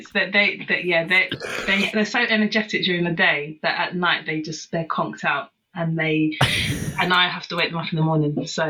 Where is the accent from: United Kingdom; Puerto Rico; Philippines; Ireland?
United Kingdom; Croydon, London; I was originally from the north of Croydon, which is north of Croydon I was born, and then I've moved to South Croydon a couple of years ago. So not far at all from where I was born and bred. So always been a Croydoner.